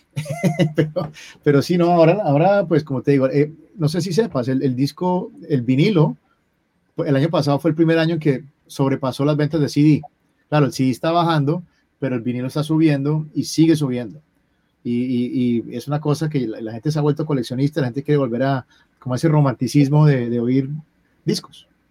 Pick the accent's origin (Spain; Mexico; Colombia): Colombia; como colombiano